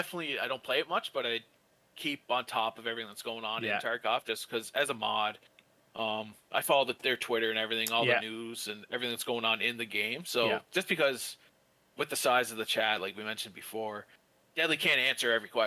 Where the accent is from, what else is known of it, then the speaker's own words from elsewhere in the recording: East Coast, Canada; people don't realize, like, we're from the East Coast